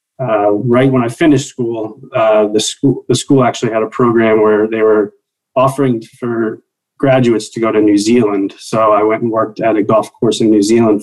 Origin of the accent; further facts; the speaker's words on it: Stroudsburg, Pennsylvania, United States; I grew up in Stroudsburg, Pennsylvania, on a municipal golf course